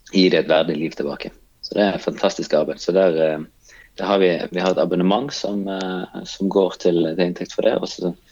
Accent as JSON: {"language": "Norwegian", "country": "Kenya", "lives_now": "Norway", "said": "jeg kommer fra Kenya, så, så, så var jeg jo på en måte vant med at eh, vi eh, snakket med alle. Og, og eh, alle fremmede var, var ikke fremmede."}